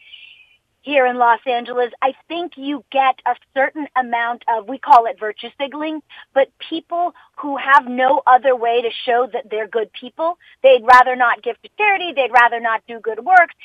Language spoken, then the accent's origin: English; Jamaica; now in United States; I'm an immigrant from Jamaica